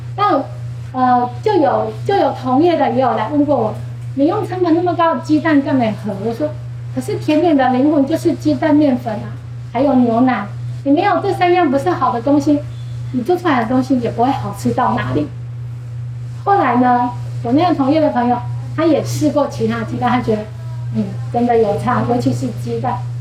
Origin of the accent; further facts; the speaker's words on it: Changhua, Changhua County, Taiwan; 彰化是一个务农的城市，其实我们家，我妈妈，我舅舅他们都是务农